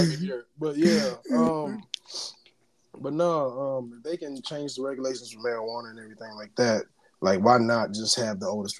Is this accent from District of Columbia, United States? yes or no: no; Florida, United States; I'm from Florida too